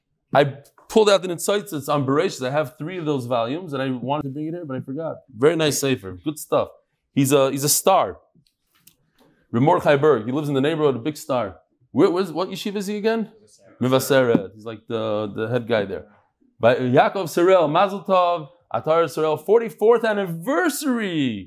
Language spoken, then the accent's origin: English; London, United Kingdom; not from Lakewood and not from Kiryas Yel. I'm exclusively from London.